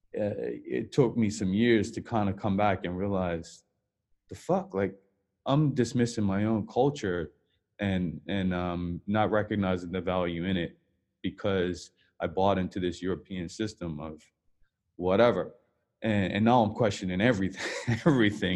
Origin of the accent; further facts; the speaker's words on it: Bermuda; moved away; I'm from Bermuda